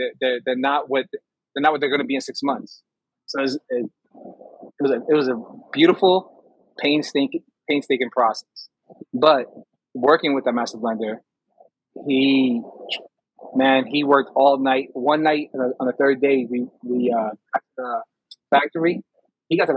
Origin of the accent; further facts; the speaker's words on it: New York, United States; also born or lived in Poconos, Pennsylvania; being a New Yorker